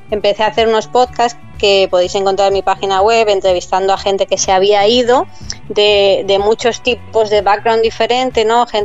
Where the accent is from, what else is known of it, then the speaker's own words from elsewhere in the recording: Madrid, Community of Madrid, Spain; moved away as an adult; also born or lived in Bahamas / London / Amsterdam; yo soy de Madrid y en Madrid los inviernos son